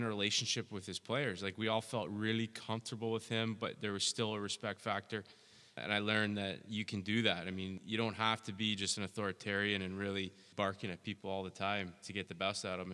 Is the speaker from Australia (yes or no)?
no; Toronto, Ontario, Canada; moved away; I grew up in Toronto, and my father was an assistant hockey coach at York University